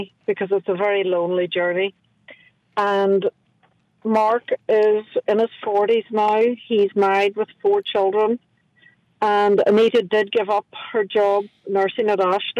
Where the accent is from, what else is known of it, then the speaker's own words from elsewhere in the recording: Carndonagh, Ulster, Ireland; now in New Orleans, United States; I am from Donegal